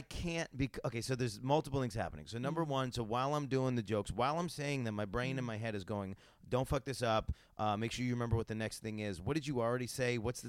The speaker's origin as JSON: {"language": "English", "region": "New York", "country": "United States", "said": "I'm from New York"}